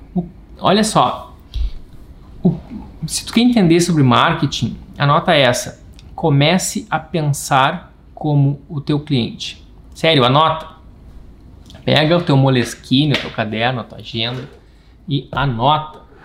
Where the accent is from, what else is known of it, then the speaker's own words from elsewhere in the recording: Rio Grande do Sul, Brazil; Não sei se tem algum gaúcho por aqui, eu sou o único